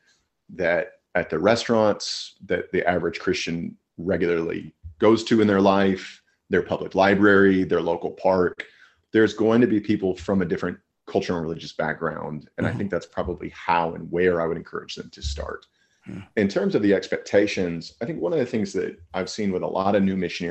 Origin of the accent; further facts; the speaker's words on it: Amarillo, Texas, United States; I grew up in Amarillo, Texas